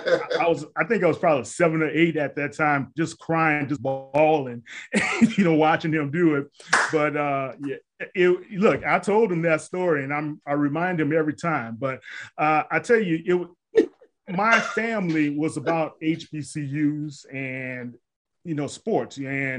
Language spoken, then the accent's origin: English; New Orleans, Louisiana, United States; I'm born and raised in New Orleans. And in New Orleans, it's all about HBCUs. It's about that connection between them, the city. I lived less than a mile and a half away from Dillard University